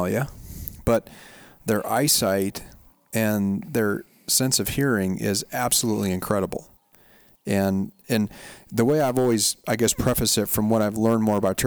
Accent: Montana, United States; now in California, United States; born and raised in Montana

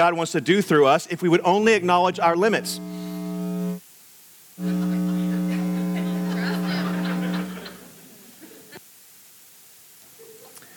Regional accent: Houston, Texas, United States; growing up in Houston, Texas, in the blazing heat of the summer

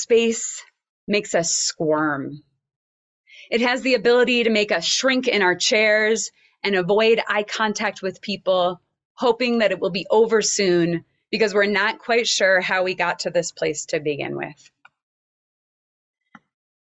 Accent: Oklahoma, United States; I grew up in Oklahoma, and I attended an elementary school with a large open space with lots of huge cottonwood trees

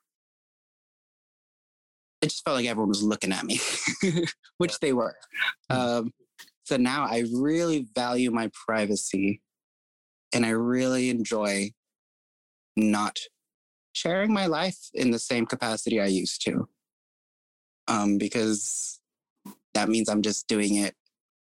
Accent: California, United States; moved away as an adult; also born or lived in Seattle, Washington; I always like saying I was raised in California, but I grew up in Seattle

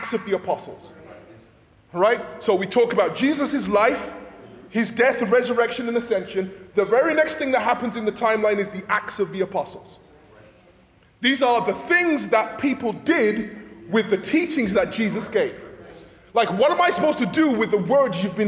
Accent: England, United Kingdom; moved away; I'm from England, and one of the things you grow up with in the back of your head is that the English hate the French.

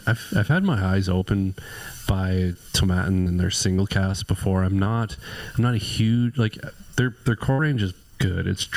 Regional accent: Sherwood Park, Alberta, Canada; we're from Sherwood Park

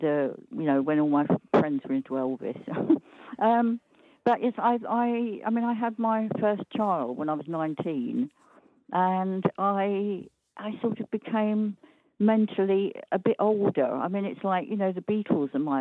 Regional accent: London, United Kingdom; moved away as an adult; also born or lived in Norwich; North London suburb called Winchmore Hill near Southgate.

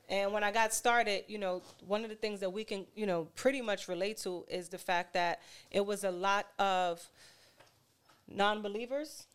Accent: New York City, New York, United States; I'm from Harlem, born and raised

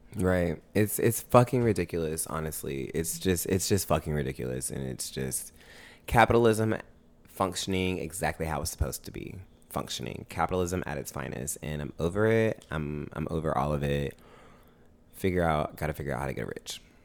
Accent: Augusta, Georgia, United States; now in Atlanta, United States; I grew up in Augusta. That's where I was raised

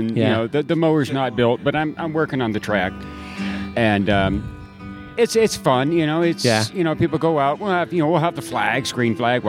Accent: Bellflower, California, United States; also born or lived in Downey; I was born in Downey, lived in Bellflower.

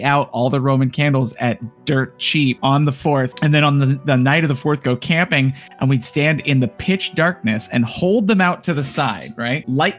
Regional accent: Yuma, Arizona, United States; born there; I was born in Arizona, but I haven't been to Arizona in a long time.

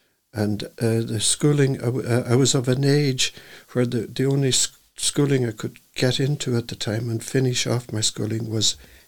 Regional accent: Glasgow, Scotland, United Kingdom; born or raised there; also born or lived in Dunkineely, Donegal, Ireland; now in Mount Shannon, Ireland

